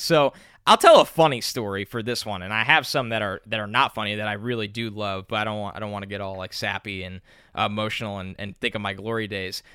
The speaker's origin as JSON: {"language": "English", "region": "New York", "country": "United States", "tie": "born or raised there", "said": "I grew up in New York"}